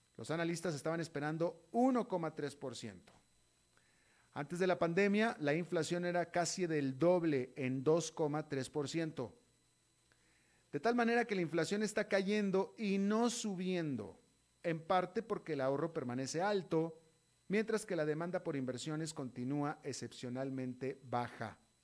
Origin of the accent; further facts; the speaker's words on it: Mexico; also born or lived in United States; como mexicano y como latinoamericano